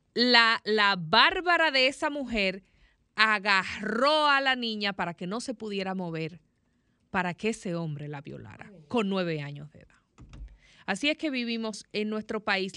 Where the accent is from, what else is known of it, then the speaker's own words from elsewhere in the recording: Dominican Republic; yo como dominicana, como ciudadana